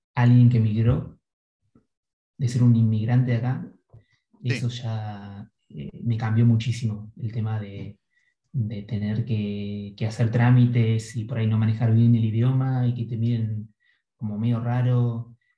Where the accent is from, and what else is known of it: Argentina; moved away